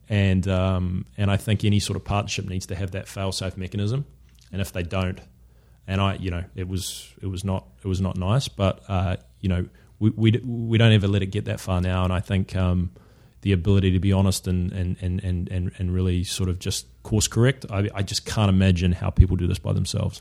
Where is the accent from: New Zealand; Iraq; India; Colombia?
New Zealand; moved away as an adult; also born or lived in London, United Kingdom; now in United States; as a Kiwi to be able you know with a business based here to be able to go back to New Zealand